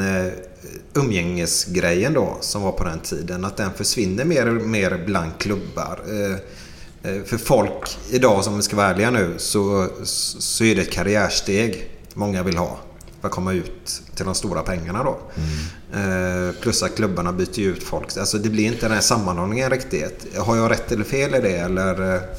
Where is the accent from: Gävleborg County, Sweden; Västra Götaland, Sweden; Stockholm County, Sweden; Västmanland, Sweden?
Västra Götaland, Sweden; Gothenburg; uppe i Askim. Där det finns en liten dansbana där uppe. Mm. Där är jag uppvuxen